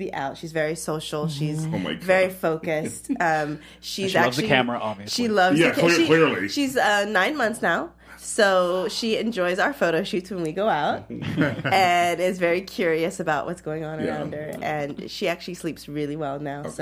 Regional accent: Northern Virginia, United States; I grew up in Northern Virginia, which is a very diverse area

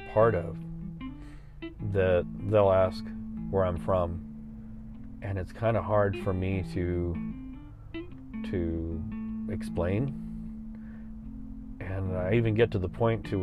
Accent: San Antonio, Texas, United States; I tell them I'm from Texas. I'm Tejano. I tell them that. Or, you know, I just tell them I'm from Texas. And then I tell them where in San Antonio.

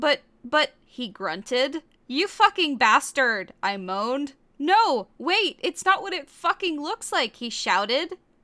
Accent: Virginia, United States; Like, I still do, because I grew up in Virginia for most of my life.

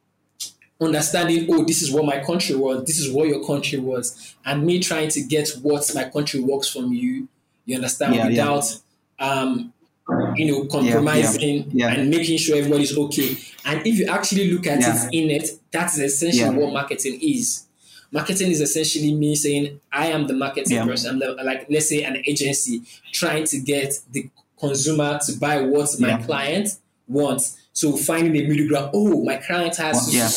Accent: Oyo, Nigeria; also born or lived in Lagos, Nigeria; I'm from Oyo State. That's like another state in the country.

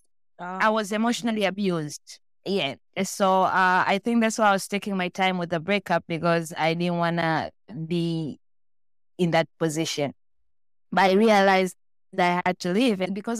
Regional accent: Tanzania; born there; moved away; also born or lived in Malaysia; I was born in Tanzania, that's in East Africa, but I was raised around the world. I moved around and lived in different countries.

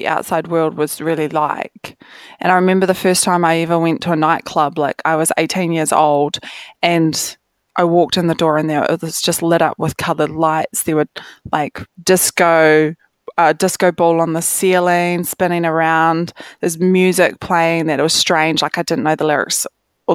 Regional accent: Rangiora, Canterbury, New Zealand; also born or lived in Cust; this is where like I grew up. So I was born in Rangiora

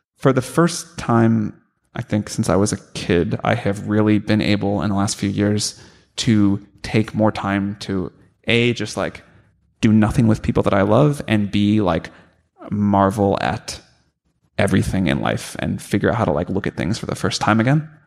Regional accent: St. Louis, Missouri, United States; growing up in St. Louis

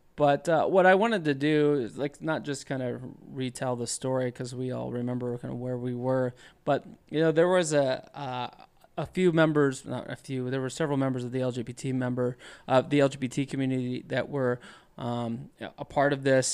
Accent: College Station, Texas, United States; I was a boy in College Station, Texas

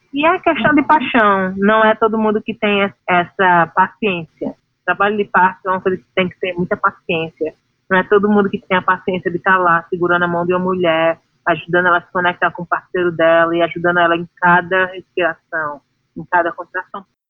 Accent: Brazil; moved away as an adult; quando eu saí do Brasil há 14 anos atrás

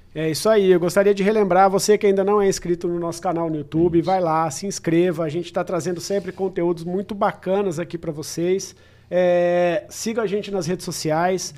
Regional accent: Araçatuba, São Paulo, Brazil; now in São José do Rio Preto, Brazil; Eu, como sou de Aracatuba, por exemplo, natural de Aracatuba

